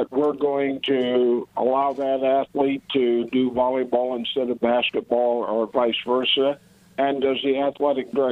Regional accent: Superior, Nebraska, United States; I'm originally from Superior, Nebraska

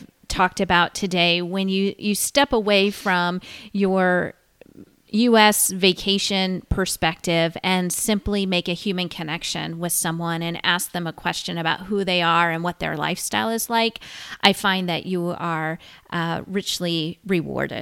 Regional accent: United States; growing up in the United States

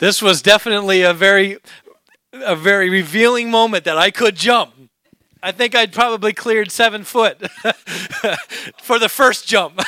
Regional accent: Alaska, United States; moved away; I grew up in Alaska.

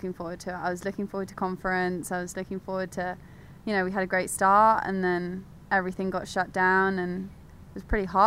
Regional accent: London, United Kingdom; moved away; I was born in London. My parents moved to London, I think in 1999. And then I was born shortly after

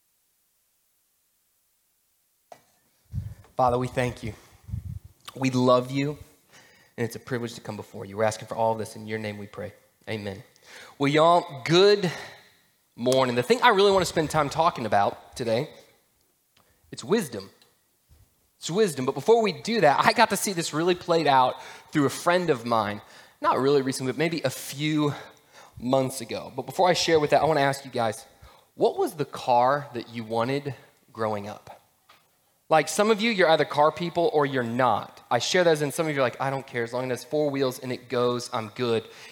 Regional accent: Atlanta, Georgia, United States; I grew up in Atlanta in this kind of suburban town

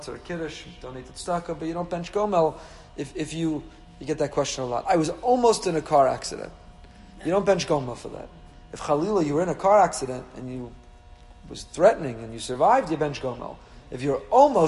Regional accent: Teaneck, New Jersey, United States; born or raised there

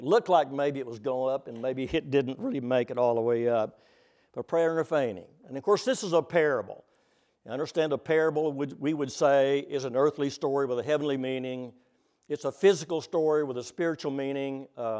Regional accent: Oklahoma, United States; Oh, by the way, since I'm from Oklahoma, the plains of Oklahoma, I was going to bring you greetings

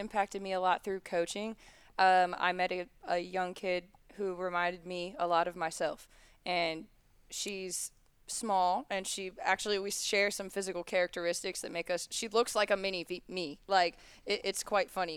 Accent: Charlotte, North Carolina, United States; also born or lived in Miami, Florida; We moved to Charlotte when I was 7

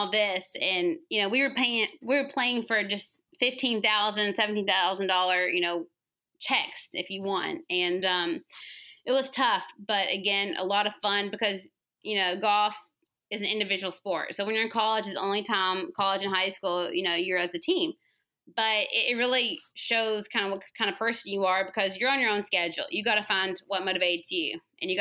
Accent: the South, United States; accent: Southern; also born or lived in Georgia; my Southern accent

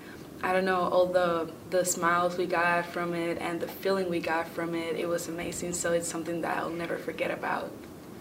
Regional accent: Puerto Rico; moved away as an adult; now in Illinois, United States; I'm from Puerto Rico

